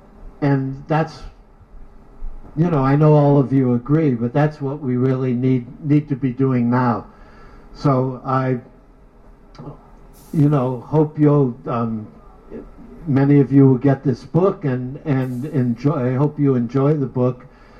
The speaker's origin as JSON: {"language": "English", "region": "New York", "country": "United States", "said": "I came from New York. But I love Oakland."}